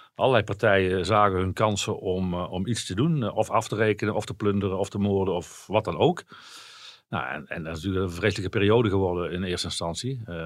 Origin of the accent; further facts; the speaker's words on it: Netherlands; als Nederlanders